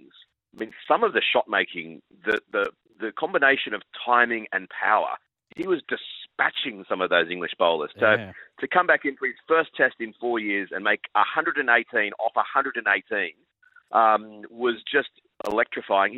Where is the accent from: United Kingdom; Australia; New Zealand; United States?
Australia; as an Aussie